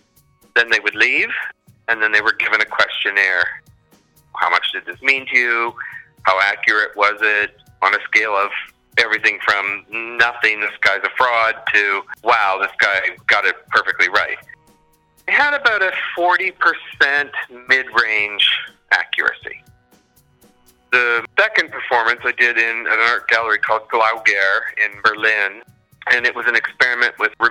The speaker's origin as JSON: {"language": "English", "region": "New Brunswick", "country": "Canada", "tie": "born or raised there", "moved": "as an adult", "lives_now": "Toronto, Canada", "said": "I live in Toronto, but I'm from New Brunswick. I grew up there and I went to university there"}